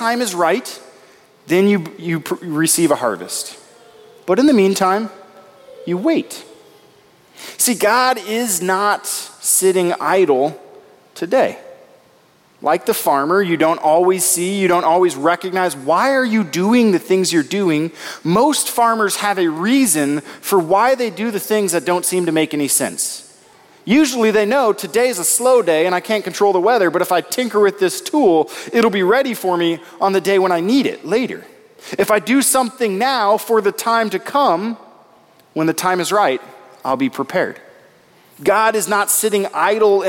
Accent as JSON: {"language": "English", "region": "Nebraska", "country": "United States", "tie": "born or raised there", "said": "I grew up in Nebraska, and I had the privilege for 1 year of living on a farm."}